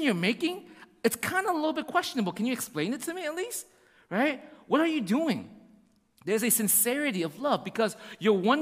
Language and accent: English; United States